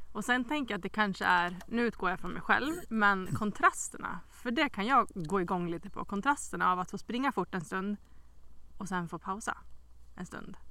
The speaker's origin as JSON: {"language": "Swedish", "town": "Västerås", "region": "Västmanland", "country": "Sweden", "moved": "yes", "lives_now": "Smedjebacken, Sweden", "said": "jag är ju inte från Smedjebacken utan jag är från Västerås egentligen"}